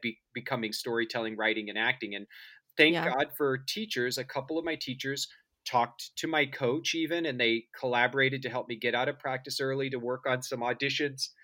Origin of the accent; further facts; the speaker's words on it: suburbs of Kansas City, United States; I grew up in Kansas, in um, the suburbs of Kansas City